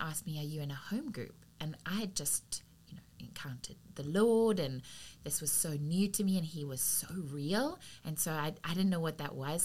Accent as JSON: {"language": "English", "country": "South Africa", "tie": "born or raised there", "accent": "South African", "moved": "as an adult", "lives_now": "United States", "said": "I was raised in South Africa from around 7 years old"}